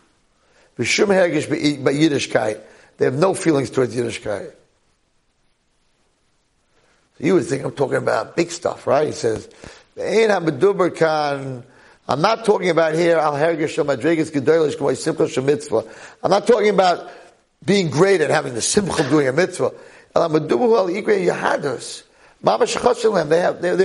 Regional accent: United States; accent: American

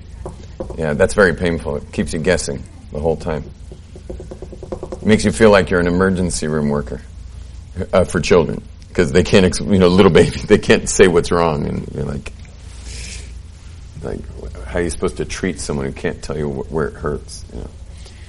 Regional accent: California, United States; now in Jerusalem, Israel; I grew up in California.

